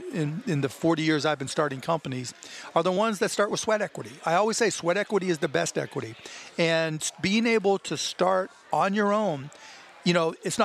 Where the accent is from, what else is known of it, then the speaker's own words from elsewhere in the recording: Pittsburgh, Pennsylvania, United States; now in Texas, United States; living in Texas, growing up in Pittsburgh, Pennsylvania